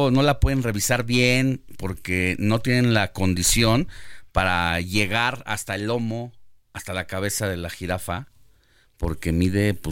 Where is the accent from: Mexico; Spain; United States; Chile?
Mexico; nos acude como mexicanos y como autoridades